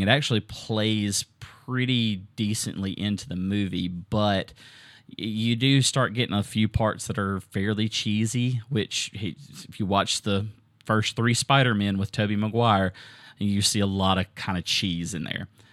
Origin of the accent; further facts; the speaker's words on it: Southern, United States; accent: Southern; my Southern accent